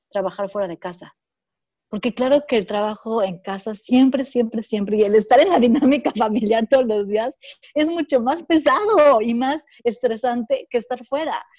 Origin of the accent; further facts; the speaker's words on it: Mexico; nosotros que, somos como mexicanas